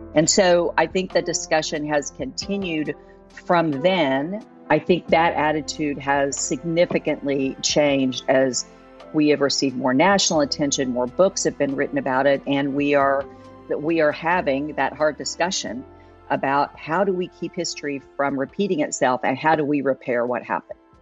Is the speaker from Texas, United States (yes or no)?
no; Oklahoma, United States; now in Tulsa, United States; I grew up in Oklahoma. I moved to Tulsa uh, in the early 80s